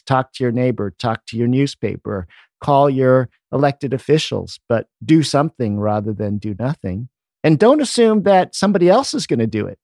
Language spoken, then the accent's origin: English; Washington, District of Columbia, United States; I grew up in the Washington, D C area.